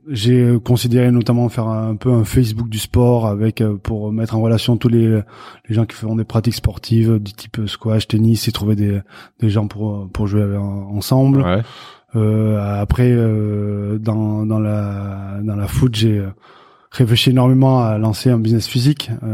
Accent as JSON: {"language": "French", "area": "Béarn, near Pau", "region": "Nouvelle-Aquitaine", "country": "France"}